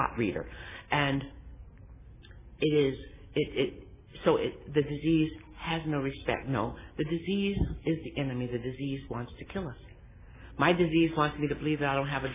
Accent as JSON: {"language": "English", "town": "Los Angeles", "region": "California", "country": "United States", "tie": "born or raised there", "said": "I was born in Los Angeles, raised in Watts in the projects"}